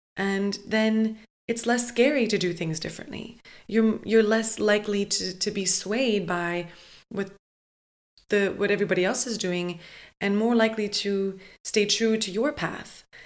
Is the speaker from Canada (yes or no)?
yes; Montreal, Quebec, Canada; moved away; I kind of always knew I wasn't destined to stay in my hometown